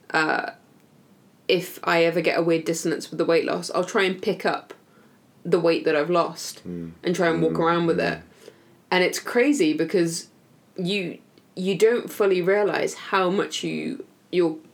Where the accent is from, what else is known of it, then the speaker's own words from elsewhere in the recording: United Kingdom; I say that like I'm not British